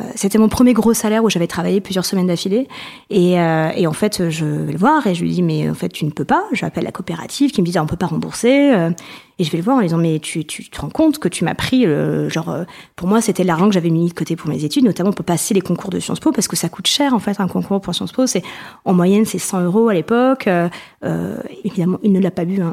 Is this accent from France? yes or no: yes; Provence-Alpes-Côte d'Azur, France; now in Paris, France; j'habite à Paris, euh, mais je viens de Provence